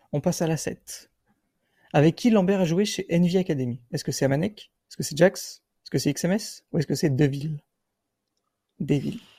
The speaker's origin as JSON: {"language": "French", "town": "Biarritz", "region": "Nouvelle-Aquitaine", "country": "France", "tie": "born or raised there", "also_born_or_lived": "England", "moved": "yes", "lives_now": "Bayonne, France", "said": "Je suis né à Biarritz."}